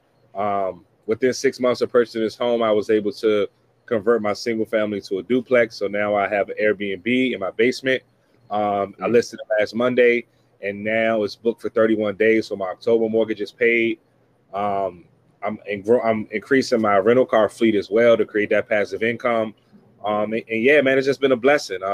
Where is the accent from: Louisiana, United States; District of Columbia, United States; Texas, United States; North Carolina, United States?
District of Columbia, United States; Washington; I'm born and raised in Washington, D.C.